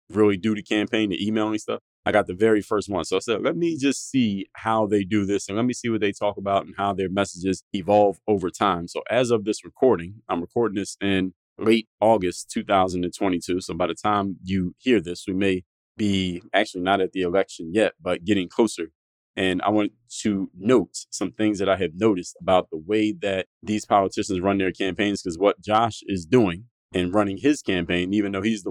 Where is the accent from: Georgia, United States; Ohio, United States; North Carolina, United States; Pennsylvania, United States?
Pennsylvania, United States; now in Miami, United States; I live in Miami, Florida, but being that I'm from Pennsylvania